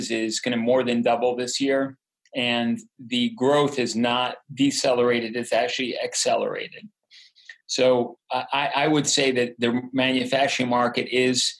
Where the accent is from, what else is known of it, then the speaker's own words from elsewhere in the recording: United States; As an American